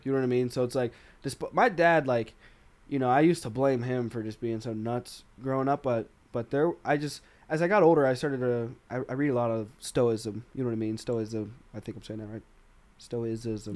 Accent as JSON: {"language": "English", "region": "Arkansas", "country": "United States", "said": "I'm from Arkansas"}